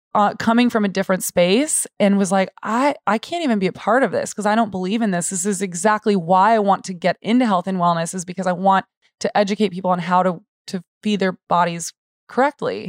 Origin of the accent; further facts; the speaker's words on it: San Antonio, Texas, United States; also born or lived in Austin; I was born and raised in San Antonio